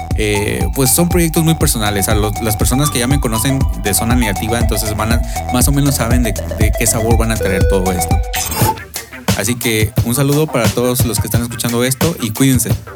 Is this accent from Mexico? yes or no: yes; Mexico; en México